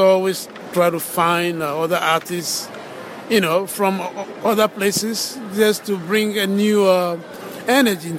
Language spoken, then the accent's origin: English; Ghana; now in United States; I am originally from Ghana